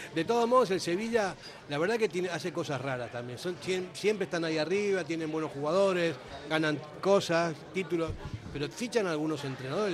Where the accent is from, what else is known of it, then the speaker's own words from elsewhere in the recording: Argentina; moved away; soy argentino y más o menos sé cómo se piensa